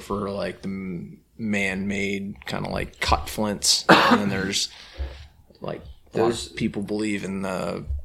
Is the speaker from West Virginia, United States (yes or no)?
no; Pennsylvania, United States; moved away as an adult; also born or lived in New York; So I remember when I first moved to New York State, I grew up in Pennsylvania